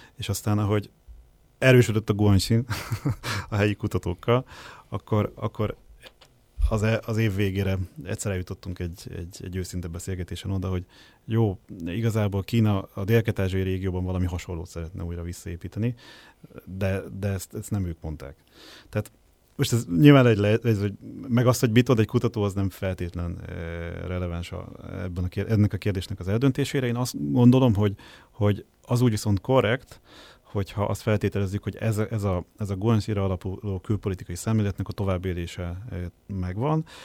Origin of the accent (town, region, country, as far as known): Hungary